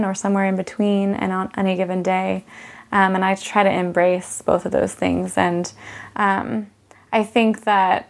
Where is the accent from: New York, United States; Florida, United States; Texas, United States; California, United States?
California, United States; Orange; moved away; I grew up in Orange County, California, the city of Orange